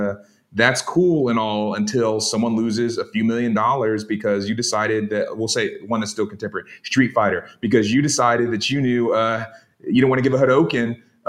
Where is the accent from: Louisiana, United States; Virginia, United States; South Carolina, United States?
South Carolina, United States; my home state of South Carolina